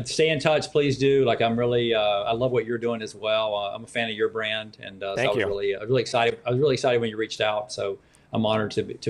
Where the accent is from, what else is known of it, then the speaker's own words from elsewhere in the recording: North Carolina, United States; I'm from North Carolina.